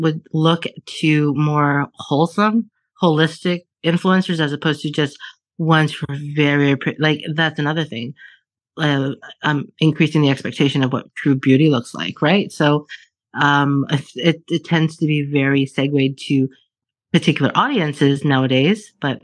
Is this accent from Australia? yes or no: no; Alberta, Canada; I was born and raised in Alberta